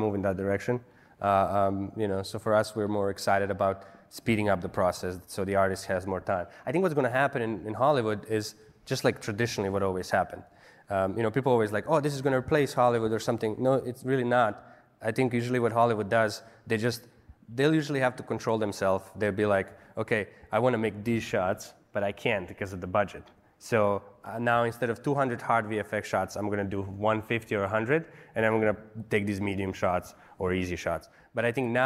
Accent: Bosnia & Herzegovina; moved away as an adult; also born or lived in Serbia; now in United States; I was born in Bosnia. I lived in Serbia. I moved here when I was 20

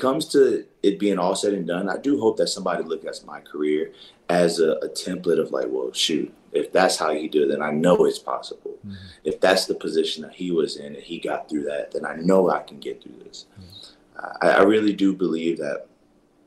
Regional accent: New Orleans, Louisiana, United States; I grew up in a part of New Orleans where, I went to, it was a predominantly black school

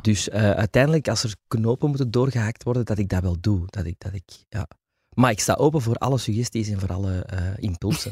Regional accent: Antwerp, Flanders, Belgium; also born or lived in Wilrijk; ik kom uit Antwerpen.

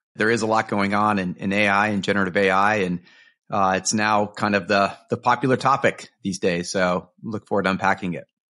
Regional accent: Miami, Florida, United States; now in Seattle, United States; I grew up in Miami, Florida

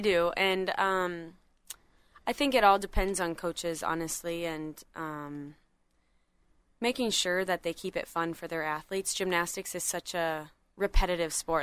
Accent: Rogers, Minnesota, United States; I'm from originally from Rogers, Minnesota

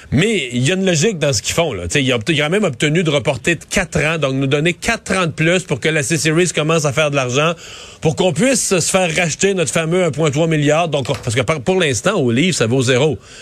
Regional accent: Quebec, Canada; on est québécois

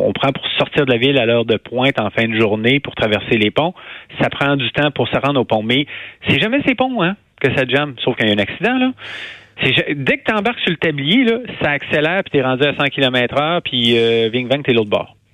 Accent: Quebec City, Quebec, Canada; moved away; also born or lived in Montreal / Rouyn-Noranda / Hull; je suis né à Québec, j'ai grandi à Québec

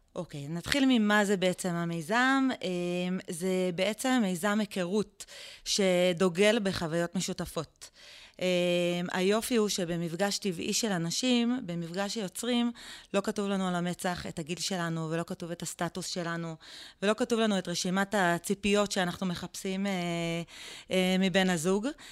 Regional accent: Israel; גדלנו במושב שיתופי

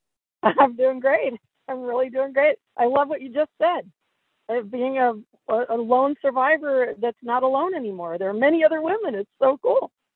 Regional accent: Sacramento, California, United States; I'm from Northern California, specifically Sacramento

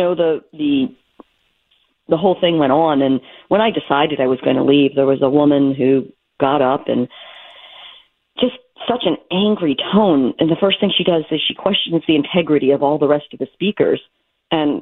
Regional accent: Hilltown, Pennsylvania, United States; moved away as an adult; also born or lived in Durham, North Carolina / Chicago; now in Bucks County, United States; I grew up in Hilltown, went to Penn Ridge

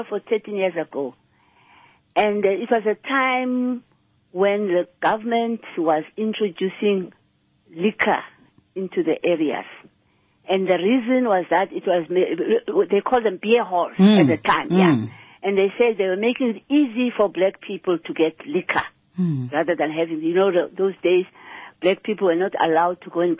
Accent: Cape Town, Western Cape, South Africa; moved away as an adult; also born or lived in Manchester, United Kingdom / Transkei; I was born and bred in Langa, in the Kaap

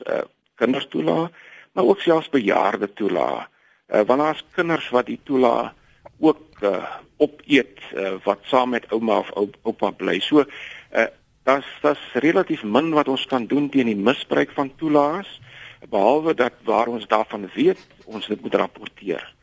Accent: South Africa; ons as Suid-Afrikaners

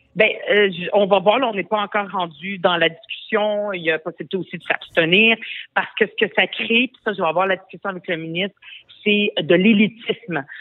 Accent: Montreal, Quebec, Canada; French is a second language; je suis arrivée au Québec à l'âge de 10 ans. Je ne parlais pas un mot de français

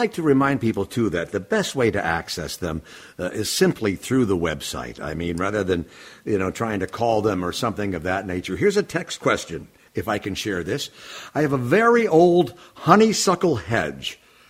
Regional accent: Minneapolis, Minnesota, United States; I grew up in South Minneapolis

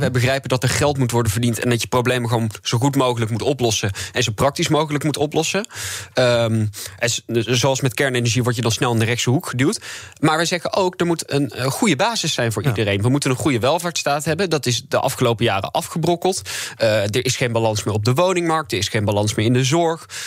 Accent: North Brabant, Netherlands; also born or lived in Leiden; ik ben zelf ook katholiek opgevoed. Trouwens, ik kom gewoon uit Brabant

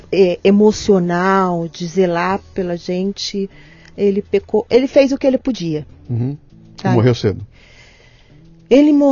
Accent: Lorena, São Paulo, Brazil; born there; Eu nasci em Lorena interior

